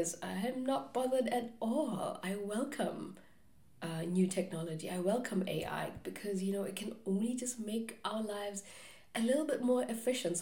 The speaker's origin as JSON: {"language": "English", "country": "South Africa", "tie": "born or raised there", "moved": "yes", "said": "growing up in South Africa, which is not the safest place to live"}